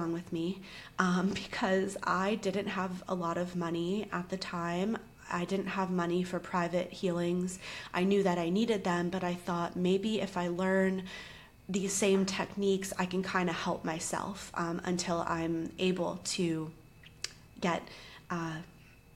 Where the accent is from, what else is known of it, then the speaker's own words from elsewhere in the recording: Charleston, South Carolina, United States; moved away as an adult; also born or lived in New York / Los Angeles; we actually were from the same city in the South, Charleston, and we went to the same college, same year